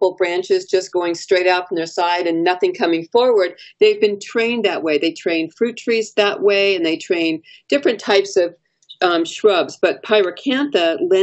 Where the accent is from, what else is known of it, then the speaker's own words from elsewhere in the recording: Los Angeles, California, United States; now in Sacramento, United States; I'm originally from Los Angeles.